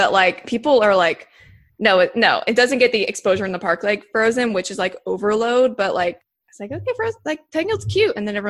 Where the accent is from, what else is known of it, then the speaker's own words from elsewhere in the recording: Jacksonville, Florida, United States; Also from Jacksonville, we went down all the time as a kid